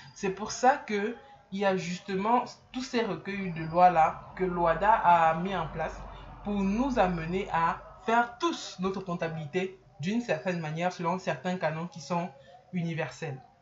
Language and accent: French; Cameroon; chez nous au Cameroun